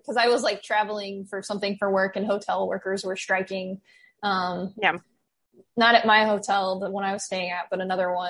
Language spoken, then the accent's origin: English; the South, United States; moved away as an adult; growing up in the South